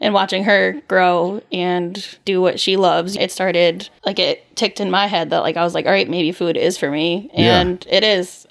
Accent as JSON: {"language": "English", "town": "Watertown", "region": "Connecticut", "country": "United States", "tie": "born or raised there", "said": "I grew up in Watertown also"}